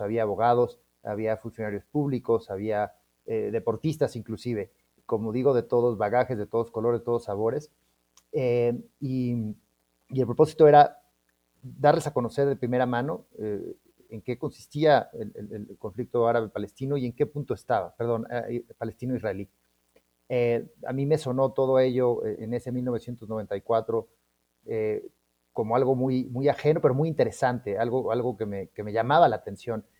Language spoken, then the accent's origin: Spanish; Mexico City, Mexico; somos de la Ciudad de México